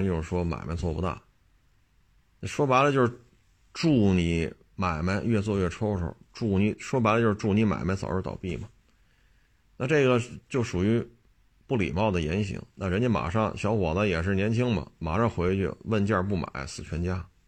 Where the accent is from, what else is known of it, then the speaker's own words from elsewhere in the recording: Beijing, China; 打小生在这儿长在这儿